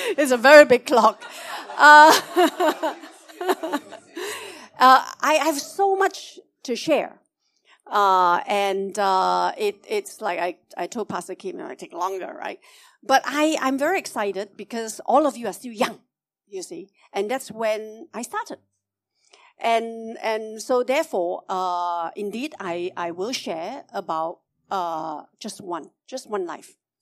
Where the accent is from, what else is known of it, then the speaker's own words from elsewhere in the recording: Malaysia; I'm a Malaysian Chinese